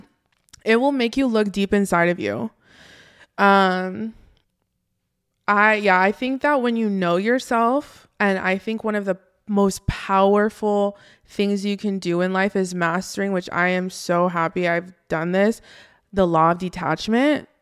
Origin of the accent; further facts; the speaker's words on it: Oxnard, California, United States; I grew up in Oxnard, California